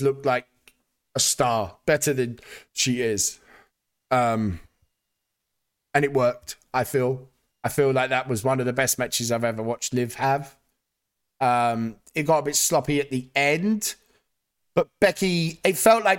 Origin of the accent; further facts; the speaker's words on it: United Kingdom; as a Brit